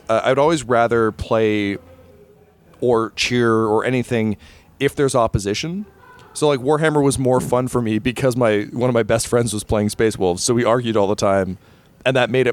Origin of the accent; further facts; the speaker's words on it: Canada; As a Canadian